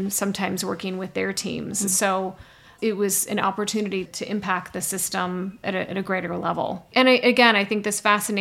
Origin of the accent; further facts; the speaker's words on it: Midwest, United States; I grew up in the Midwest